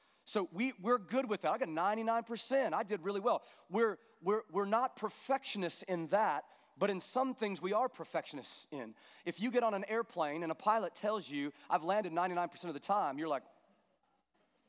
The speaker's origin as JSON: {"language": "English", "country": "United States", "said": "as American Christians"}